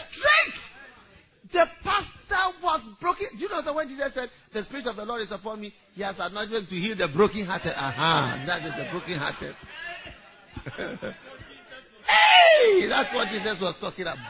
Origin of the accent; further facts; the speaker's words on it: Ghana; also born or lived in Switzerland; exactly half Swiss as I am half Ghanaian